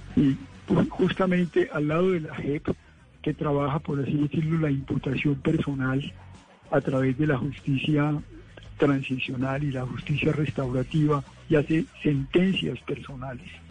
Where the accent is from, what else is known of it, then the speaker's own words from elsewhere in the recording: Colombia; ser colombianos